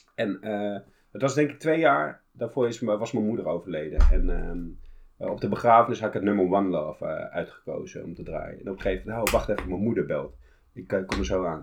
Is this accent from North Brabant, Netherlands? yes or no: no; Utrecht, Netherlands; ik kom uit Utrecht